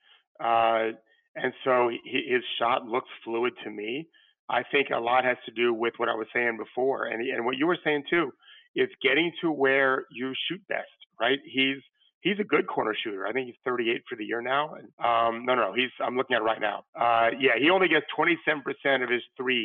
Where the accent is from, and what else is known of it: Florida, United States; born or raised there